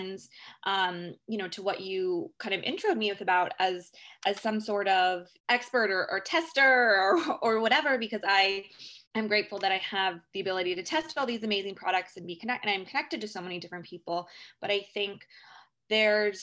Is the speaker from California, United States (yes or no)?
yes; San Francisco, California, United States; moved away as an adult; now in New York, United States; I am originally from San Francisco, and I moved to New York about 10 years ago